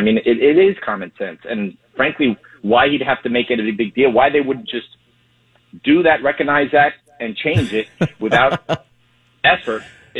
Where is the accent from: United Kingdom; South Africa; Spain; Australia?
Spain; also born or lived in Cuba (family); now in Florida, United States; I'm Hispanic. I was born in Spain, and I come from a Cuban family